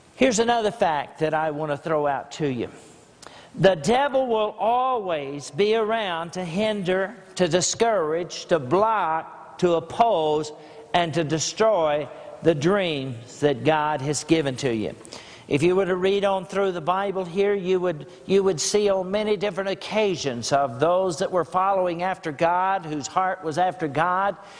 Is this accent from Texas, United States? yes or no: yes; Grassland, Texas, United States; I'm from Grassland, Texas